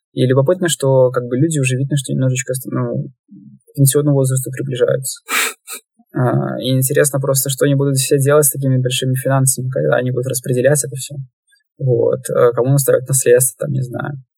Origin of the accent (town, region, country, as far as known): Belarus